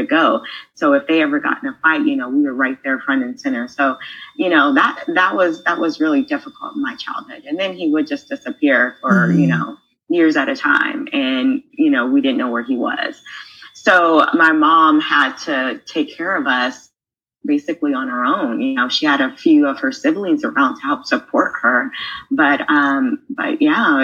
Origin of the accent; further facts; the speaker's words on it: San Diego, California, United States; growing up in San Diego